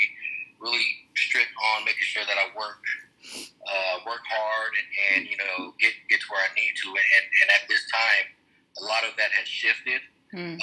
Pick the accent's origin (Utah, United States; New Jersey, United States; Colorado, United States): Colorado, United States; Denver; born and raised in Denver, Colorado